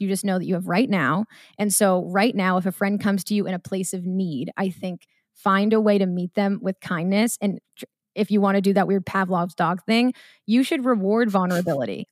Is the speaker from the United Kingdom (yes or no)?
no; Marblehead, Massachusetts, United States; I'm from Marblehead, Mass.